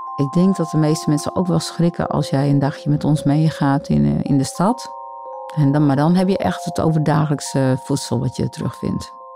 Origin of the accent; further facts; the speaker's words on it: Grou, Friesland, Netherlands; ik kom uit Grauw, van een eiland, de Burt. Het is een eiland tussen Grauw en Jennewoord.